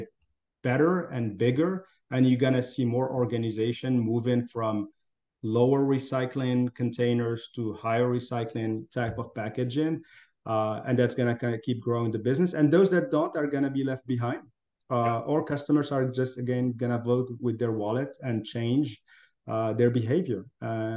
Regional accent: Morocco; moved away as an adult; also born or lived in France / Africa / Middle East / United States; I'm originally from Morocco. That's where I grew up.

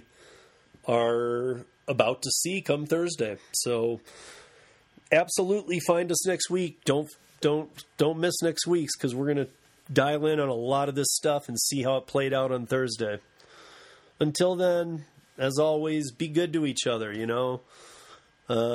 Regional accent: Michigan, United States; moved away; I'm originally from Michigan

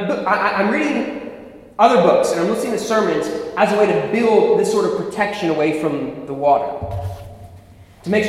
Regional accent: Philadelphia, Pennsylvania, United States; moved away; also born or lived in Ohio, United States; So I was born in West Philadelphia. That's where I was born and raised.

